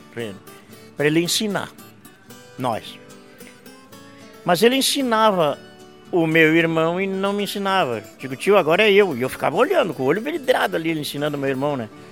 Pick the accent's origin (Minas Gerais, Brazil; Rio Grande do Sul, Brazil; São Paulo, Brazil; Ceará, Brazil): Rio Grande do Sul, Brazil; Vacaria; Eu nasci em Vacaria, no quinto Vacaria. distrito de Vacaria que chamava antigamente a linha do refugiado.